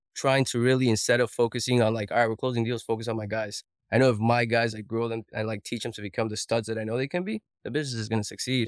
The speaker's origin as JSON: {"language": "English", "country": "Colombia", "moved": "yes", "said": "I'm an immigrant from Colombia."}